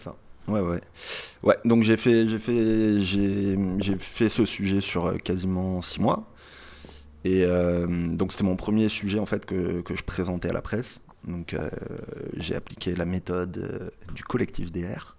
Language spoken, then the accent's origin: French; Marseille, Provence-Alpes-Côte d'Azur, France; je suis de Marseille